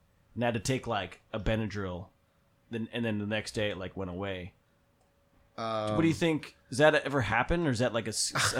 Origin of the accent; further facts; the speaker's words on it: Bethlehem, Pennsylvania, United States; I'm from